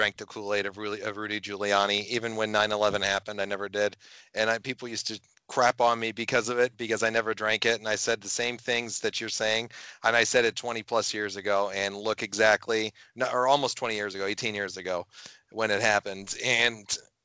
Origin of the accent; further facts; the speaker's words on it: New York, United States; I'm a New Yorker